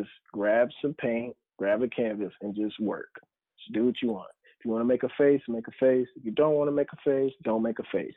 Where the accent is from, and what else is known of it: North Carolina, United States